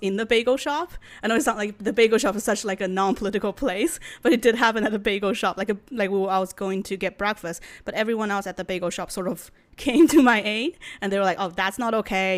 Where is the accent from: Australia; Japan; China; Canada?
China; first language Chinese; English is a second language; moved away as an adult; now in United States; I was born in China, and I lived in China for eighteen years, and I came here for, oh, came to America for college